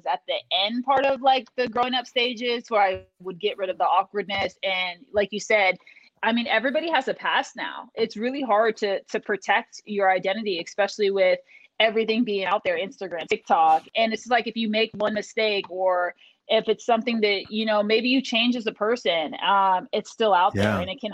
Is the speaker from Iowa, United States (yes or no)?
yes; Des Moines, Iowa, United States; I was born and raised in Des Moines, Iowa